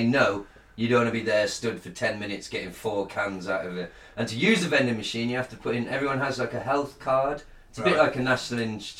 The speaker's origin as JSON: {"language": "English", "country": "United Kingdom", "said": "we're British"}